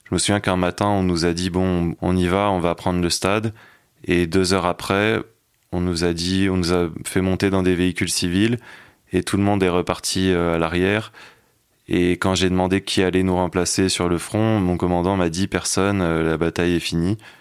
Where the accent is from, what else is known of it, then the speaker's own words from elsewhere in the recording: Paris, Île-de-France, France; j'ai grandi à Paris dans un milieu bourgeois, catholique